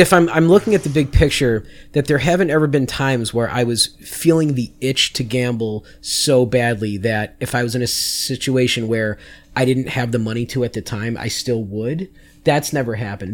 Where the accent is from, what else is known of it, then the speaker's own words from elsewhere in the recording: Chicago, Illinois, United States; also born or lived in Las Vegas, Nevada; I moved to Chicago when I was six.